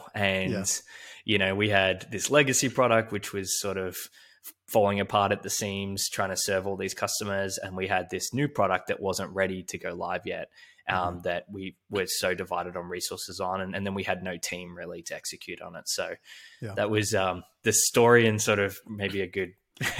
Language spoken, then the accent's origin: English; Melbourne, Victoria, Australia; was at college, we call it uni back in Australia, where I grew up in Melbourne.